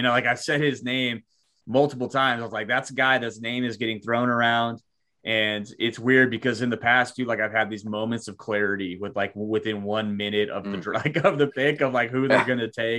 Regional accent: North Dakota, United States; moved away as an adult; also born or lived in Kansas City; So I grew up in North Dakota and I moved to Kansas City for college.

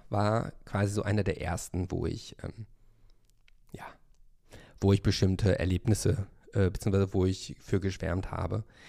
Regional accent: Hövelhof, North Rhine-Westphalia, Germany; now in Berlin, Germany; ich bin ja in Hövelhof aufgewachsen, ein Ort mit 12.000 Einwohnern zum Kreise Paderborn

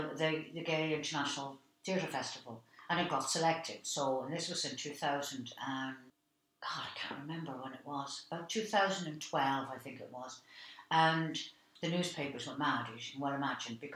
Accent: Dublin, Leinster, Ireland; my life growing up in Dublin

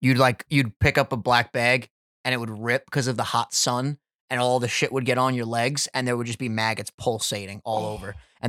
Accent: New York, United States; As a New Yorker, I gotta expand all to the boroughs.

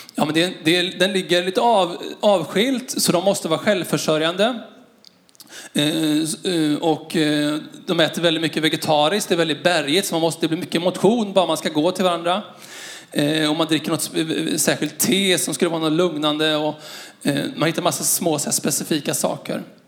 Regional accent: Skara, Västra Götaland, Sweden; moved away; Jag är uppvuxen i Skara

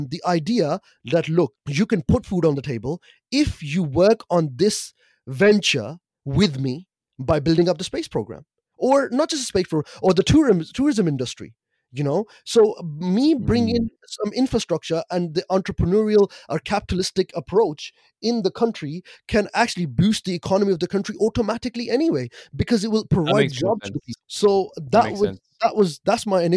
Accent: Pakistan; me being a Pakistani

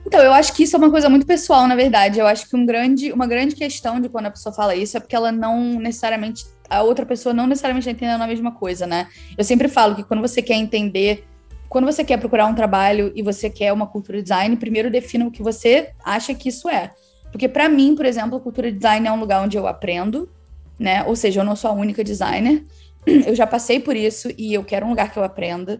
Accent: Rio de Janeiro, Brazil; moved away as an adult; now in London, United Kingdom; Eu sou do Rio, mas no momento eu moro em Londres. Eu me mudei para cá há sete anos

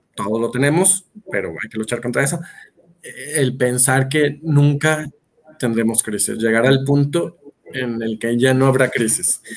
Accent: Monterrey, Nuevo León, Mexico; moved away as an adult; now in Mexico City, Mexico; vivo entonces en la Ciudad de México, aunque soy originario de Monterrey

